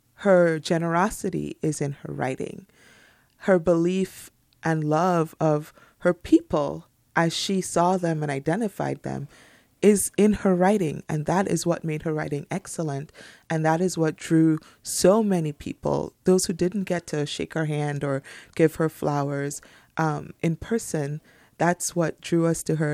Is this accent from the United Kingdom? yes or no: no; Trinidad & Tobago; moved away; also born or lived in United States; I'm from Trinidad and Tobago, but I have three degrees from the United States universities